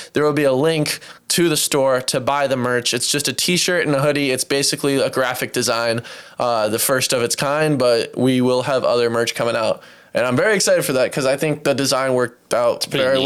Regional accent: Michigan, United States; we're from Michigan

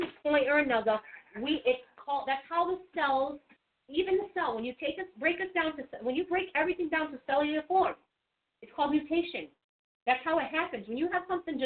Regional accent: United States; I was born in America.

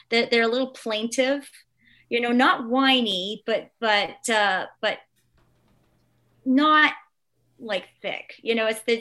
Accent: Canada; I'm Canadian

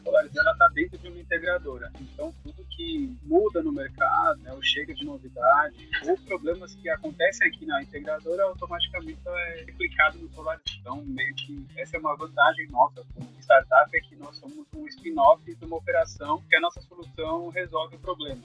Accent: São Paulo, Brazil; sou natural de São Paulo.

